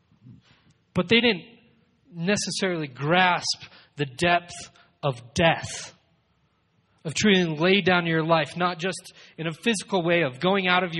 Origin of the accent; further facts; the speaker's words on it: Colorado Springs, Colorado, United States; I was born and raised in Colorado Springs